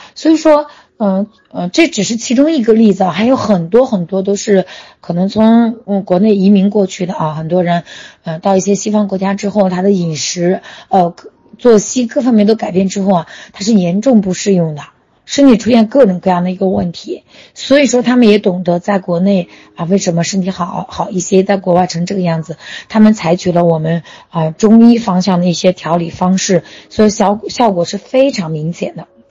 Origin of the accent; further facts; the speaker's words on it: China; 我们中国人却沿袭这个陋习几千年，还在坐月子